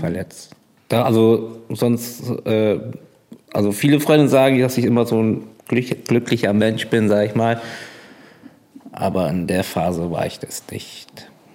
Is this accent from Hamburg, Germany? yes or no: no; Bremerhaven, Bremen, Germany; Ich bin aber geborener Fischkopf